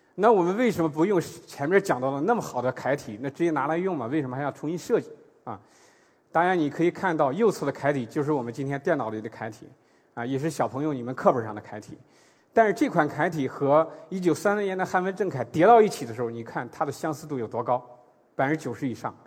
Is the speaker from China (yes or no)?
yes; China; 我们内地